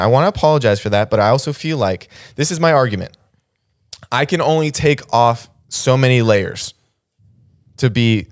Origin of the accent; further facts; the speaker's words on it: Las Vegas, Nevada, United States; moved away; also born or lived in the South; we're from Vegas.